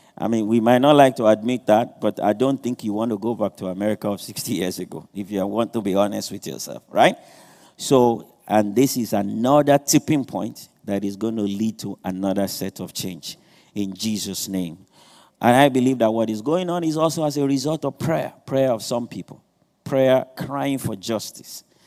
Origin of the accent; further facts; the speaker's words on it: Nigeria; moved away; I'm not trying to run away from being Nigerian. I'm not trying to change my accents